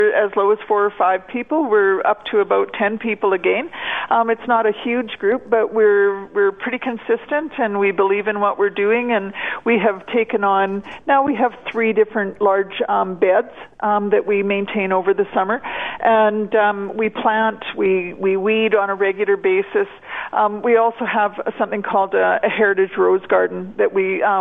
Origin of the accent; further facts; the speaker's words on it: Fort Saskatchewan, Alberta, Canada; also born or lived in Edmonton; now in Bon Accord, Canada; I grew up in Fort Saskatchewan